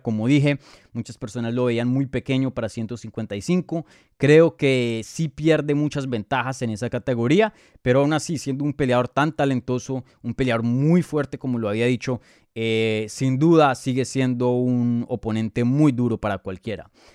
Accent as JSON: {"language": "Spanish", "country": "Colombia"}